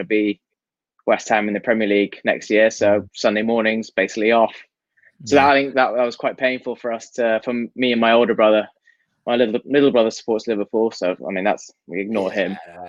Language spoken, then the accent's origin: English; Hong Kong; born or raised there